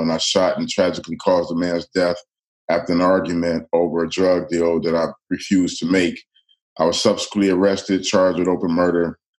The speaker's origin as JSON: {"language": "English", "town": "Detroit", "region": "Michigan", "country": "United States", "tie": "born or raised there", "said": "I grew up in the city of Detroit"}